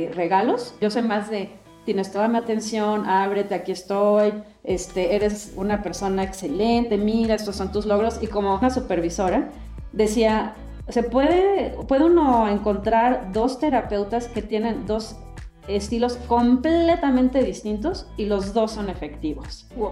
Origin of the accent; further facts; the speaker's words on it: Mexico; now in United States; mexicana de nacimiento y definitivamente con un arraigo muy, muy fuerte a México. Me considero mexicana antes que americana y he vivido en Estados Unidos la mayor parte de mi vida, más de 30 años